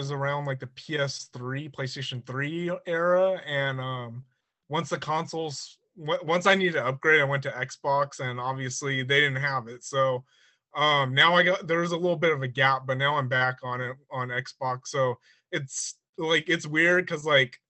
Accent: San Bernardino, California, United States; I'm California, Southern California, more specifically. Live in the San Bernardino area

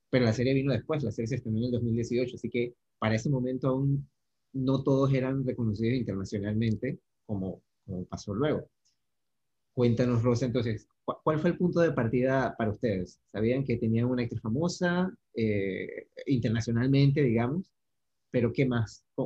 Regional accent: Panama; accent: Panamanian; a mí me pasó lo mismo en España, o sea, más que entenderlos a ellos, poder hacerme entender fue un reto grande, hablaba muy rápido, hablaba muy panamiza

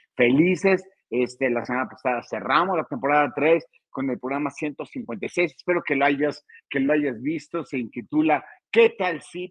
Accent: State of Mexico, Mexico; Yo soy del Estado de México

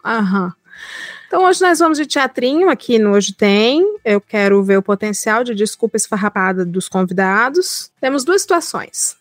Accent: Ceará, Brazil; moved away as an adult; now in São Paulo, Brazil; sou cearense, sou do Nordeste

